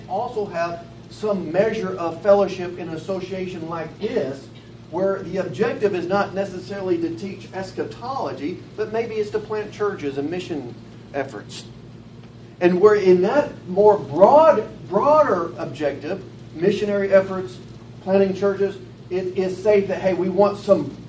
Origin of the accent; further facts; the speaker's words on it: Batesville, Arkansas, United States; also born or lived in Conway, Arkansas; I'm from Batesville, Arkansas, and from live in Conway